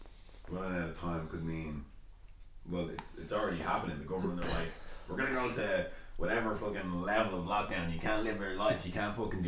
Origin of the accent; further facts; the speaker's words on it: Dublin, Leinster, Ireland; I'm from Ballymun